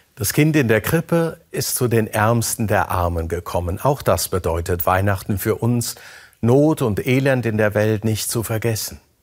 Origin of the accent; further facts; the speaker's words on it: Germany; hier bei uns in Deutschland